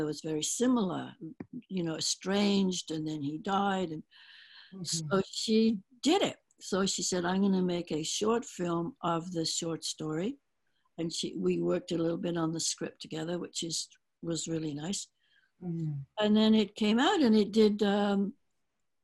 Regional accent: England, United Kingdom; moved away; growing up in England

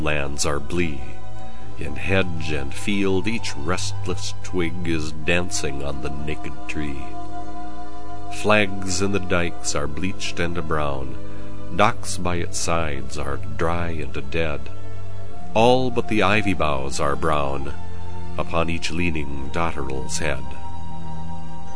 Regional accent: Saint Paul, Minnesota, United States; moved away; St. Paul, Minnesota, my hometown

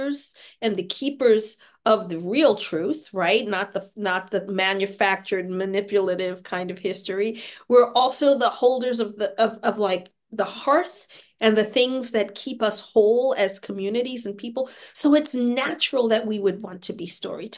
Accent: New York City, New York, United States; moved away as an adult; also born or lived in Paris, France / Santa Fe, New Mexico / Albuquerque, New Mexico / San Francisco Bay Area, California; now in Seattle, United States; I'm a native New Yorker. I was born and raised in New York

